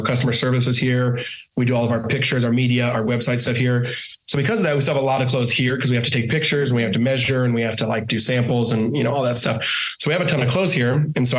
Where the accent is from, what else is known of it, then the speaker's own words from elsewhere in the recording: Washington, United States; moved away as an adult; now in Maui, United States; Born and raised. Born and raised in Washington. We've been here 9 years. Yeah, both of us.